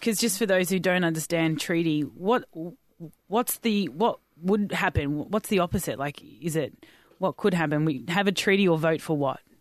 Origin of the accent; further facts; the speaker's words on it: Australia; I'm Australian, white Australian